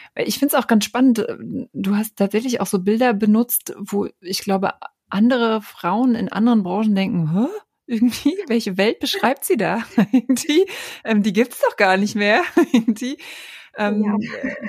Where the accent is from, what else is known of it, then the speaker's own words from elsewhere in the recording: East Germany, Germany; ich bin auch aus Ostdeutschland